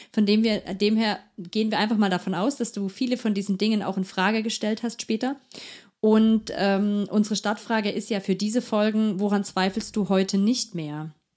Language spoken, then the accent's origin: German; near Herrnhut, Saxony, Germany; ich bin in der Nähe von Herrnhut aufgewachsen